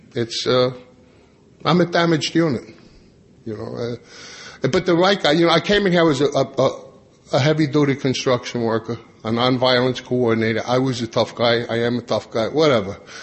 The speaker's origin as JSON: {"language": "English", "area": "Long Island", "region": "New York", "country": "United States", "tie": "born or raised there", "said": "I grew up on Long Island"}